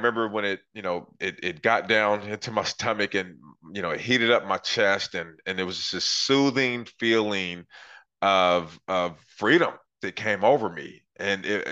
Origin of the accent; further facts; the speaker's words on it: Portland, Oregon, United States; I grew up in Northeast Portland, Oregon in the 80s